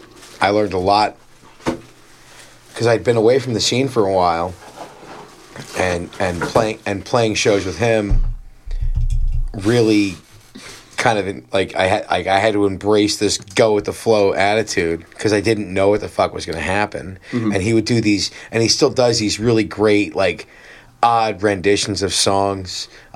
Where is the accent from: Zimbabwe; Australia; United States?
United States; Cedar Knolls, New Jersey; also born or lived in Phoenix; I grew up in Cedar Knoll.